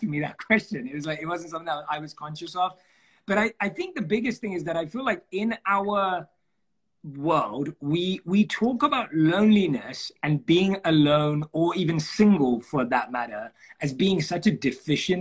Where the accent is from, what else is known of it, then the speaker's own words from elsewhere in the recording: London, United Kingdom; I was born and raised in London.